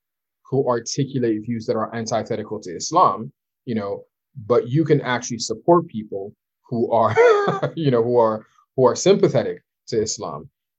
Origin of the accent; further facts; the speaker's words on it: Nigeria; You'll find out that I'm Nigerian, because I'm always, you know, quoting Nigerian proverbs, and you'll know that I'm Muslim, you know.